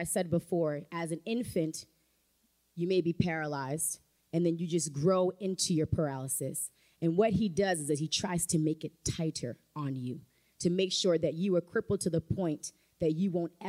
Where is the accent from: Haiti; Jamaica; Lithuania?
Haiti; accent: Haitian; And I had to have my Haitian accent.